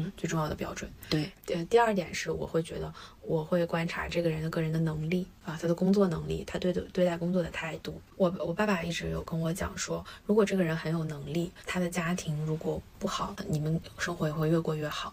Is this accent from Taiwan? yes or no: no; China; 我们中国人